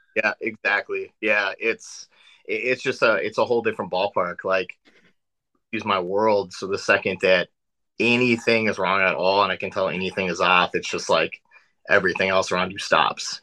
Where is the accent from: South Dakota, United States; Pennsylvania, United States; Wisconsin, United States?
South Dakota, United States; moved away as an adult; also born or lived in Northwest Indiana; now in Indiana, United States; So I'm from South Dakota originally. Um, that's that's where I grew up. I lived there for 20, 21 years